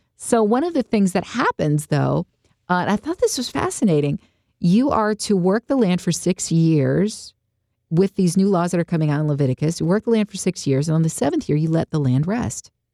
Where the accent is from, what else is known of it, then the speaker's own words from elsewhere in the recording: United States; I grew up in the United States of America